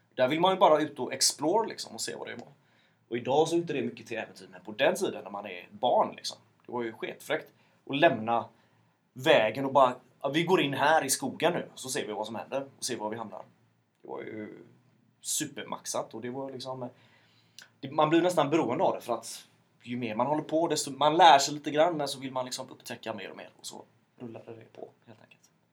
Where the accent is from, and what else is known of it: Mölndal, Västra Götaland, Sweden; born or raised there